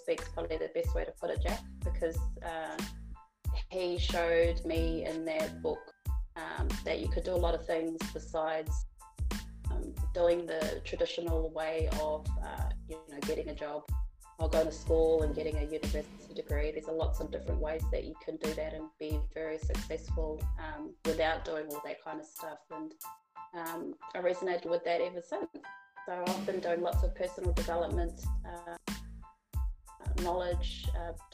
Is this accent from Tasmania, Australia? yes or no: no; Melbourne, Victoria, Australia; I am from Melbourne, Australia.